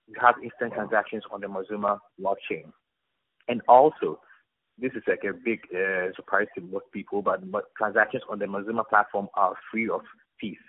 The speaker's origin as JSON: {"language": "English", "country": "Ghana", "said": "I'm from Ghana"}